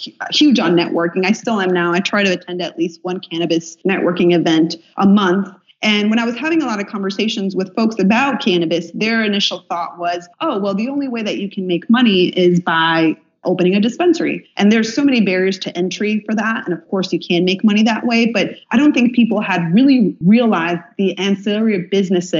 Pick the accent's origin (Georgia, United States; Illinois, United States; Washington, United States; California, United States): Illinois, United States; my home state of Illinois